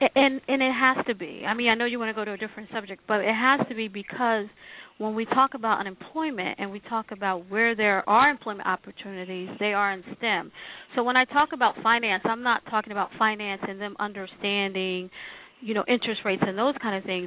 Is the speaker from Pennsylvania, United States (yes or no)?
yes; Philadelphia, Pennsylvania, United States; But I was born in Philadelphia, I'm West Philly, born and raised